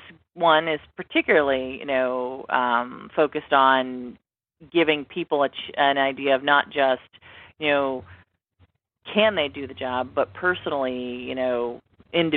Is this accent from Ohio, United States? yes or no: yes; Cleveland, Ohio, United States; Ohio, my hometown.